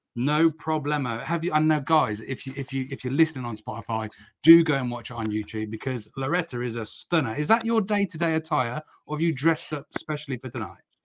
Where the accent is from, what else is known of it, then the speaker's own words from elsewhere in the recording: Oxfordshire, South East England, United Kingdom; I'm from Oxfordshire